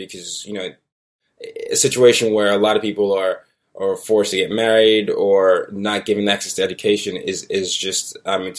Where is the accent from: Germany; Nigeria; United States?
Nigeria; moved away; I'm from Nigeria